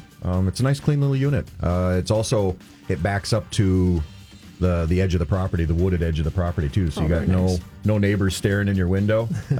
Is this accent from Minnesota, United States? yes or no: yes; Cloquet, Minnesota, United States; I grew up in Cloquet